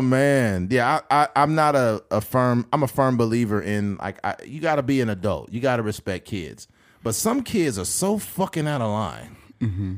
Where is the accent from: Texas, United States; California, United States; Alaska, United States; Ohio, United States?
California, United States; Bakersfield; also born or lived in Delano, California; I moved from Delano to Bakersfield in ninety-three.